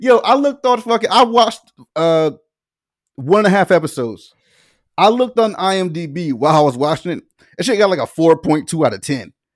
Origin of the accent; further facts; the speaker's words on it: the South, United States; I'm, I'm from the South